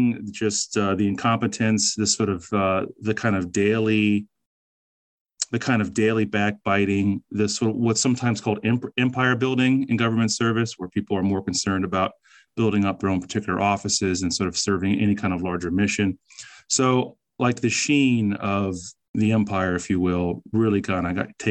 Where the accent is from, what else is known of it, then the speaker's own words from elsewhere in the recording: Northern Virginia, United States; I grew up in Northern Virginia